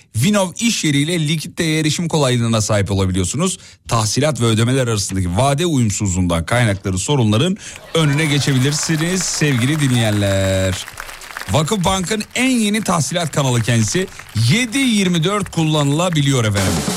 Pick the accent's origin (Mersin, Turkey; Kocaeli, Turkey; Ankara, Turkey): Kocaeli, Turkey; İzmit; moved away; Ben tam bir İzmit sevdalısıyım yemin ediyorum. Memleketimi çok seviyorum.